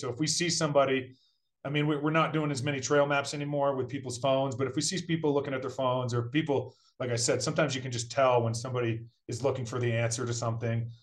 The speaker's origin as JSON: {"language": "English", "town": "Brattleboro", "region": "Vermont", "country": "United States", "tie": "born or raised there", "moved": "as an adult", "lives_now": "Colorado, United States", "said": "I grew up in Brattleboro, Vermont."}